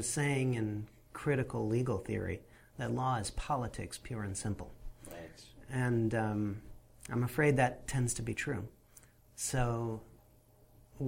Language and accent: English; Western New York, United States; moved away; also born or lived in Buffalo, New York; I was born in Buffalo, New York